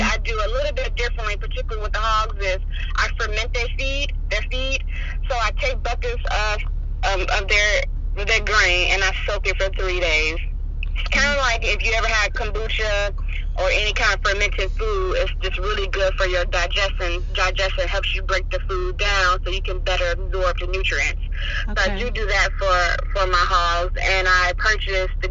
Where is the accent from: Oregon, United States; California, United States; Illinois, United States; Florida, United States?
Illinois, United States; Chicago; moved away as an adult; now in North Carolina, United States; I was born and raised in Chicago on the southeast side